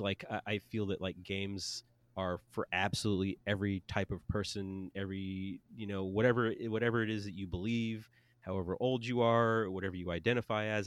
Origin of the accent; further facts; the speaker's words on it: United States; we're American